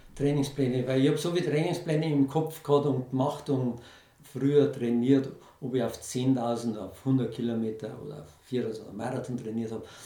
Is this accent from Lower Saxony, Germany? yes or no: no; Lower Bavaria, Germany; mein Geburtsort vorbeigekommen, so dem Bauernhof